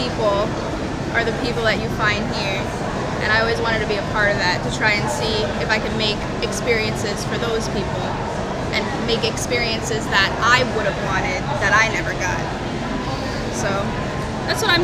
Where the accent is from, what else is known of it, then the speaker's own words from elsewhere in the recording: New York City, New York, United States; now in Florida, United States; I wasn't born there, no. I'm from Brooklyn, New York.